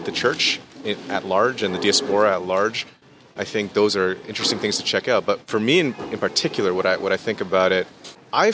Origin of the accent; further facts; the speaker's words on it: Canada; I'm Canadian